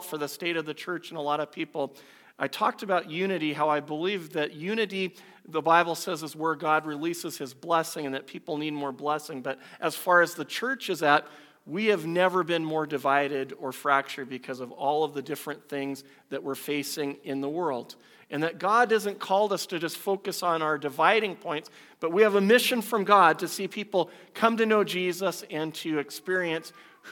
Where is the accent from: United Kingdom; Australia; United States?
United States; moved away as an adult; now in Canada; I was born in the U.S.